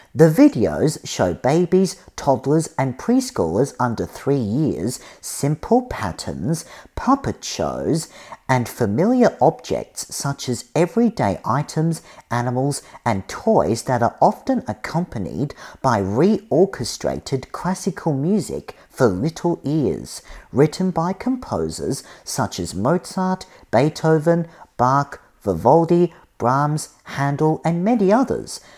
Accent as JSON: {"language": "English", "country": "Australia", "moved": "yes", "lives_now": "United States", "said": "I'm originally from Australia, but I'm studying on America."}